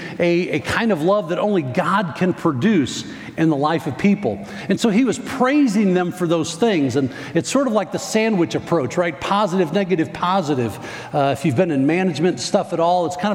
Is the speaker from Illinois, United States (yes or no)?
yes; Northern Illinois, United States; moved away; I grew up in Northern Illinois